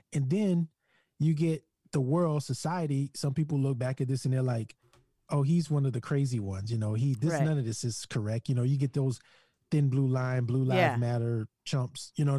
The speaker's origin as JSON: {"language": "English", "region": "Louisiana", "country": "United States", "tie": "born or raised there", "said": "Yeah, Louisiana, the sheriff's deputy."}